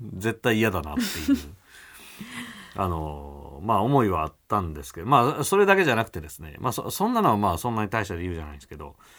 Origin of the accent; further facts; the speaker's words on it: Kyoto, Japan; also born or lived in Niiza, Saitama; 明神寺の中で生まれ育った